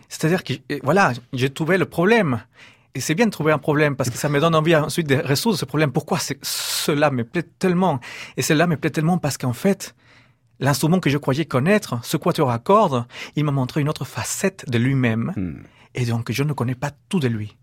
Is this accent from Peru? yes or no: yes; Peru; moved away